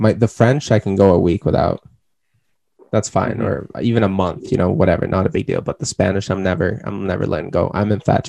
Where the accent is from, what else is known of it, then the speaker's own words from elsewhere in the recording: Sweden; first language Swedish; English is a second language; it's not like I'm not a great Swedish speaker. Since it's my mother tongue, I'm still like very nimble in speaking it, right?